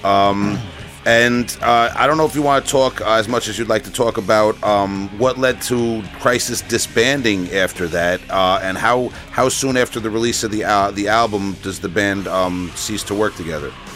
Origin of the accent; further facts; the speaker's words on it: Long Island, New York, United States; I'm from Long Island I pronounce a lot of things very uh, very wrong